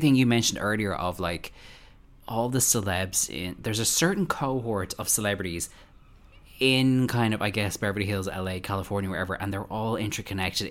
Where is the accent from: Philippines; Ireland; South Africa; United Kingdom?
Ireland; as an Irish person